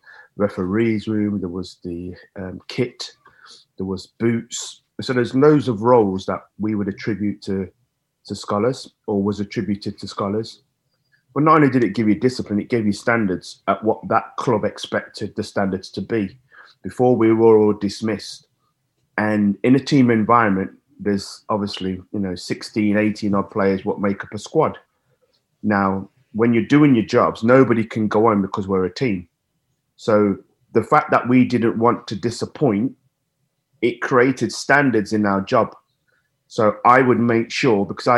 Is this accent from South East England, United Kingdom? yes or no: no; Nottingham, East Midlands, United Kingdom; my hometown city